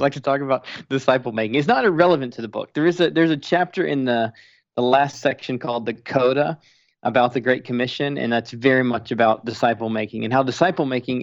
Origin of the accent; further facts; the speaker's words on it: Spartanburg, South Carolina, United States; moved away; I grew up in church in Spartanburg, South Carolina